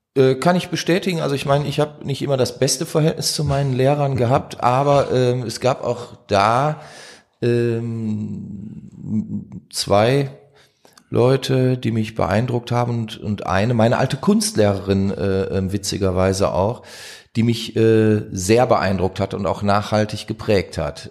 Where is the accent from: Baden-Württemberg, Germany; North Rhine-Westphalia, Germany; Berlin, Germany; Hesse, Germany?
North Rhine-Westphalia, Germany; Duisburg; bin ich in Meiderich groß geworden, also kenne auch den Norden sehr gut